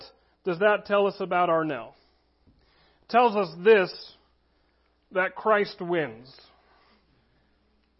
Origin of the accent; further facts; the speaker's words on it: United States; as American citizens